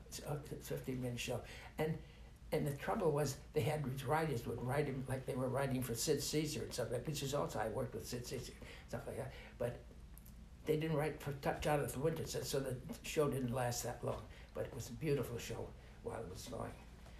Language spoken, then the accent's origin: English; Montreal, Quebec, Canada; born there; I was born in Montreal, Canada.